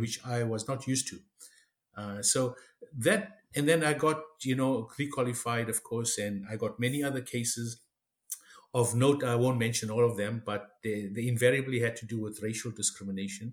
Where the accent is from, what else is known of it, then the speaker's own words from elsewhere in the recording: South Africa; moved away as an adult; now in Canada; I was born and raised in South Africa uh, of Indian ancestry, third generation